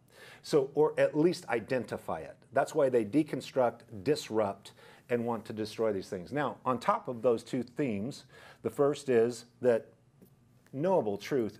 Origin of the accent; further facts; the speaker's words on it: Idaho, United States; Plus, I came from Idaho, which is a conservative area where people are rational, logical